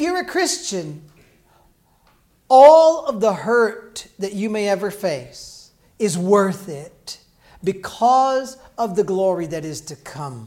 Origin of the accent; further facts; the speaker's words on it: Illinois, United States; When I grew up in Illinois, in a Southern Baptist church